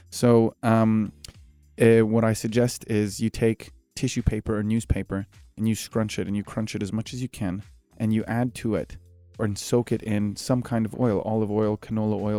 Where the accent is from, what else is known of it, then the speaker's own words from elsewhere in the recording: Egypt; now in United Arab Emirates; I consider when people say where are you from, I say I'm Egyptian, but the UAE is home.